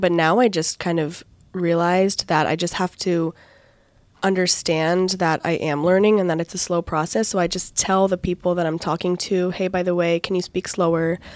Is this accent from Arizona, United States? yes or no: no; Connecticut, United States; first language English; moved away as an adult; also born or lived in Virginia; now in Bat Yam, Israel; I'm from Connecticut in the United States of America